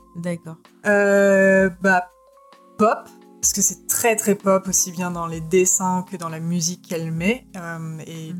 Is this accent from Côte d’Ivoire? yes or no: no; France; chez nous en France